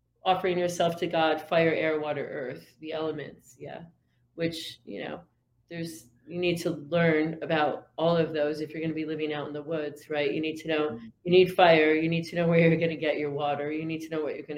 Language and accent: English; Syracuse, New York, United States; I'm from Syracuse originally